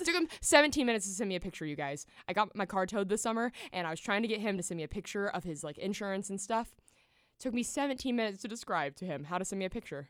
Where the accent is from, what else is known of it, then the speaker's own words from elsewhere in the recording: Nashville, Tennessee, United States; growing up in Nashville, we went to the Country Music Hall of Fame for a field trip